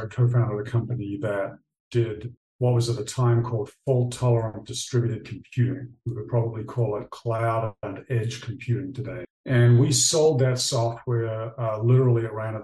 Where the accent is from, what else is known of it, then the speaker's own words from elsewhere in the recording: New Zealand; moved away; I grew up in New Zealand